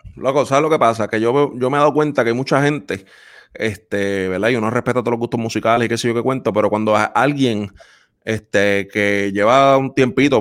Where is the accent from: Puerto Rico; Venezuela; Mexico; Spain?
Puerto Rico; los que somos puertorriqueños y que nos gusta esa música, yo que crecí en el campo